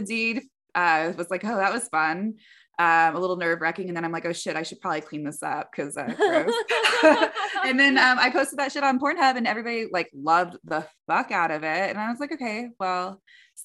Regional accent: Canyon Lake, Texas, United States; also born or lived in Bay Area, California; now in Portland, United States; I was born in Atascosa, so county. I lived right outside Bexar County in Canyon Lake, so San Antonio area, a little bit south. When I tell people that I grew up in a green, rolling hills, beautiful lakes and rivers

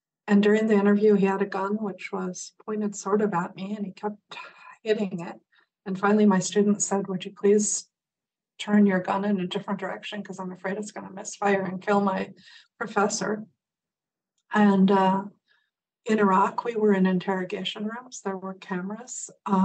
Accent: Midwest, United States; moved away; I grew up in the Midwest

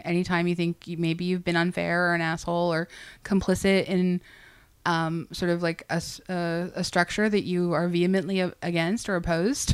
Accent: Canada; as a Canadian

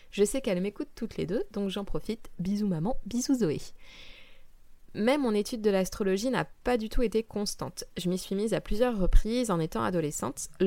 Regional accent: Île-de-France, France; Euh, j'ai grandi dans le Val-de-Marne et après avoir passé un bac littéraire, je suis entrée à Sciences Po.

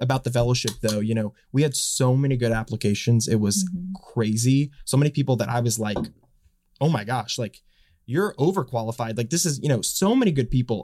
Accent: Dallas, Texas, United States; moved away as an adult; now in Washington, United States; I'm from Dallas. I grew up in Dallas

